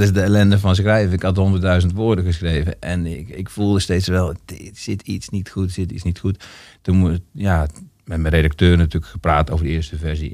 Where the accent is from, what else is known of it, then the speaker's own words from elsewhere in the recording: Gorinchem, South Holland, Netherlands; also born or lived in Altena; now in Amsterdam, Netherlands; ik ben in Gorkum geboren.